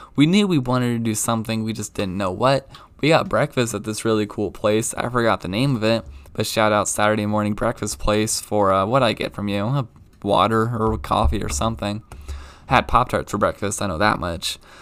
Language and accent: English; Baltimore, Maryland, United States; moved away; growing up in Baltimore